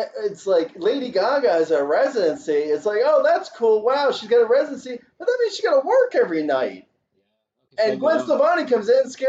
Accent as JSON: {"language": "English", "region": "Alabama", "country": "United States", "said": "Hey, I'm from Alabama."}